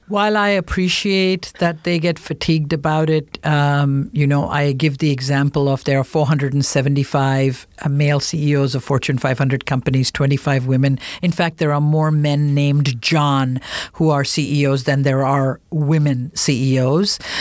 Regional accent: India; moved away; as an Indian woman

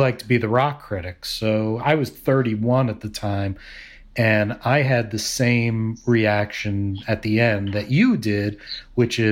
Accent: New York, United States; moved away as an adult; now in Indianapolis, United States; I grew up in New York

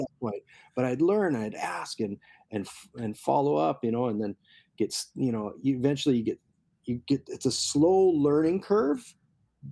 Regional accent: Kailua, Hawaii, United States; growing up in Kailua and riding Shorebreak

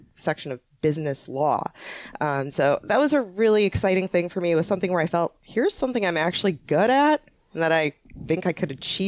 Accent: Upper Peninsula of Michigan, United States; moved away; I'm originally from the Upper Peninsula of Michigan.

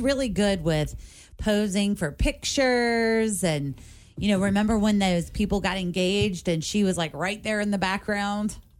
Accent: Covington, Kentucky, United States; I grew up in Covington

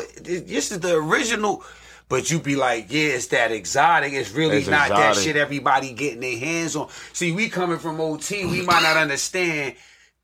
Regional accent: New York City, New York, United States; I'm from Staten Island

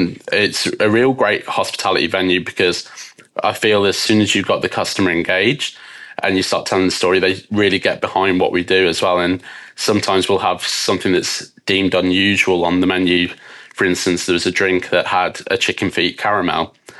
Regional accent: West Midlands, United Kingdom; So as you can probably tell from my accent, I'm from the UK. I was born just outside of Birmingham. So I'm half Scottish, half English.

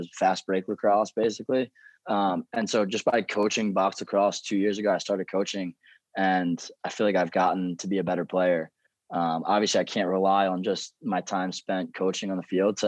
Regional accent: Westminster, Maryland, United States; at McDaniel, it's a very small school. It was in my hometown

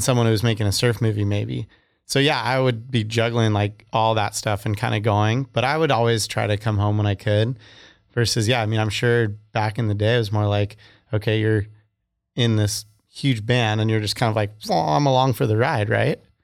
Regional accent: Santa Barbara, California, United States; I was from Santa Barbara

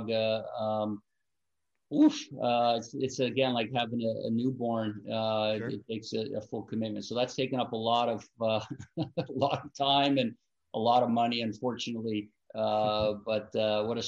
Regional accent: Vancouver, British Columbia, Canada; moved away; also born or lived in Richmond, British Columbia; I grew up in Vancouver, British Columbia

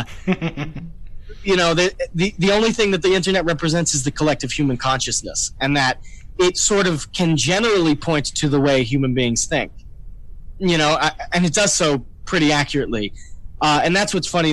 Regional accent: New York, United States; I'm from New York

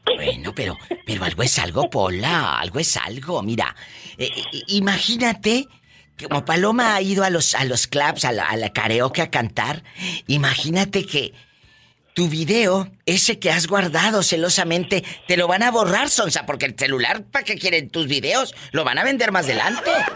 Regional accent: Mexico; como decimos en México

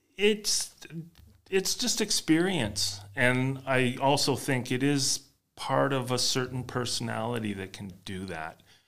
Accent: Canada; being a Canadian playing ice hockey

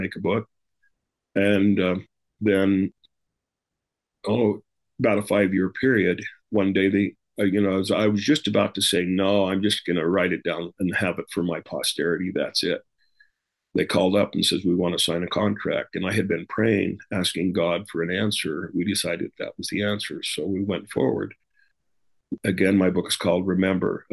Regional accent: Rexburg, Idaho, United States; moved away as an adult; now in Utah, United States; I moved to Utah from Idaho, Rexburg, Idaho, where I grew up

